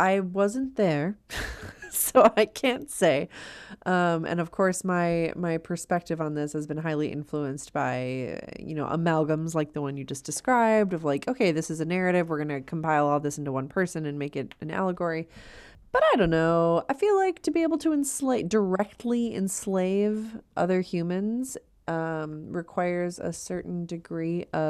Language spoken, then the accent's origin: English; Edina, Minnesota, United States; I'm from Edina